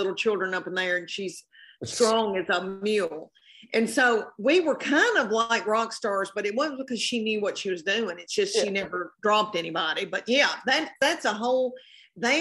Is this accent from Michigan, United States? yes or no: no; Tennessee, United States; I am from the South and from Tennessee